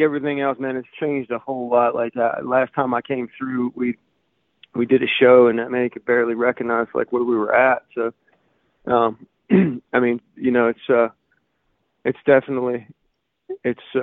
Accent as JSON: {"language": "English", "town": "Gainesville", "region": "Florida", "country": "United States", "tie": "born or raised there", "also_born_or_lived": "Los Angeles / Nashville / Austin / Alabama", "moved": "as an adult", "said": "I grew up in North Florida, man, in like Gainesville, just north of Gainesville area"}